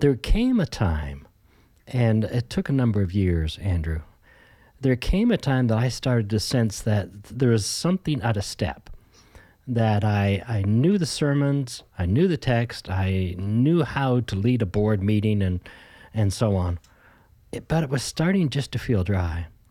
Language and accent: English; Ontario, Canada; moved away as an adult; also born or lived in Alberta / Saskatchewan; now in British Columbia, Canada; Born and raised in Ontario and started to, uh, move west.